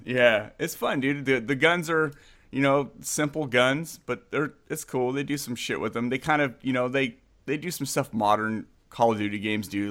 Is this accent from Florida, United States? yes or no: no; San Jose, California, United States; moved away; I grew up, I grew up in Santa Clara, San Jose.